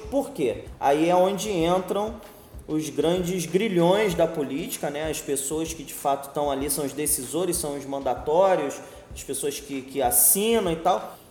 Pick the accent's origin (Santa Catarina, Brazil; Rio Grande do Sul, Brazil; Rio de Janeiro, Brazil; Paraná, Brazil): Rio de Janeiro, Brazil; moved away as an adult; now in Nilópolis, Brazil; eu nasci na Ilha do Governador, é, tenho 38 anos, na verdade, uma maior parte da minha vida eu passei na ilha, foram 27 anos.